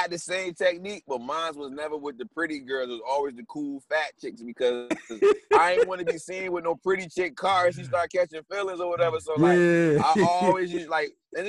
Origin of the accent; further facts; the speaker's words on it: Northeast, United States; Me growing up in the Northeast, you don't need a car for shit.